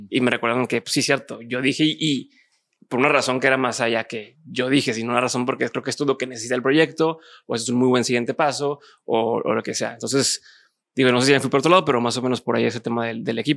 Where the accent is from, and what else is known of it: Monterrey, Nuevo León, Mexico